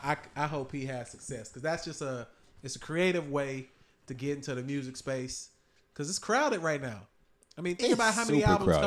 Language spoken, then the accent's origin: English; Atlanta, Georgia, United States